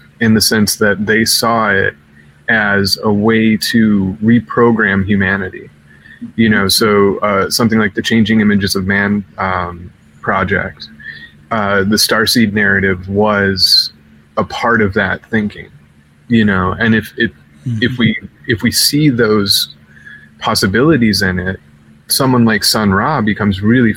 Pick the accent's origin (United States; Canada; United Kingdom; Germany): United States; Chicago, Illinois; I'm from Chicago